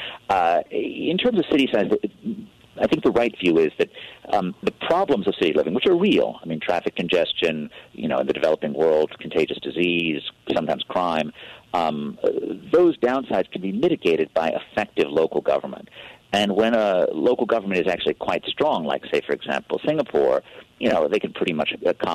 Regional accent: New York City, New York, United States; when I was a kid growing up in New York City

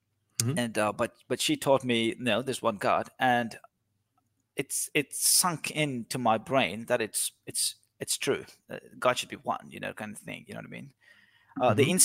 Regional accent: India; moved away as an adult; now in Australia; I've lived in India, I grew up in India, I've seen Hinduism from very young and early age.

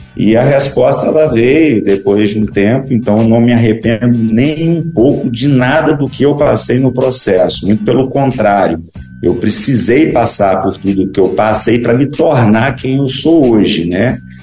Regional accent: Espírito Santo, Brazil; also born or lived in Ipatinga, Minas Gerais; quando meus pais se separaram, eu fui para o Espírito Santo com a minha mãe, é, onde meus avós já moravam.

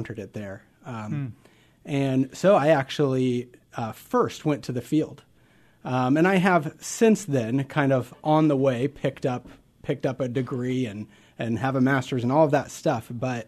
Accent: Nebraska, United States; Absolutely. I grew up in Nebraska.

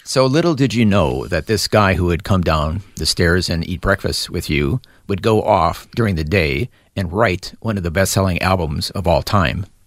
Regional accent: Milwaukee, Wisconsin, United States; growing up in Milwaukee, Wisconsin

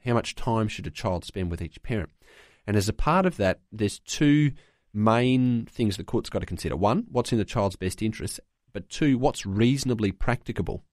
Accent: Queensland, Australia; I'm from Queensland, there's a Christian Law Society here in Queensland

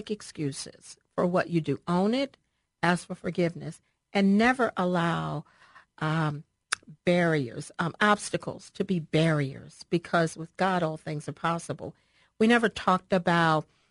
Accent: Baltimore, Maryland, United States; I'm originally from Baltimore, Maryland, raised by my grandmother, Pearl

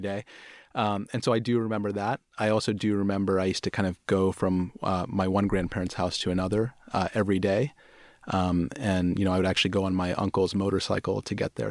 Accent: Pittsburgh, Pennsylvania, United States; moved away; also born or lived in Houston / Bombay, India; I grew up in Pittsburgh.

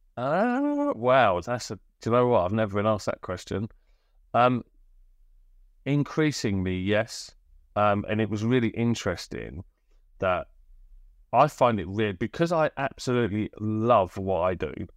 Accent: Bristol, South West England, United Kingdom; also born or lived in Birmingham; I moved from Birmingham when I was eight to Bristol

